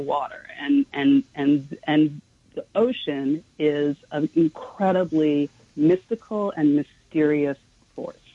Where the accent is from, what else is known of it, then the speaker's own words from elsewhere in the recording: New York City, New York, United States; I grew up in Manhattan. I was really a city girl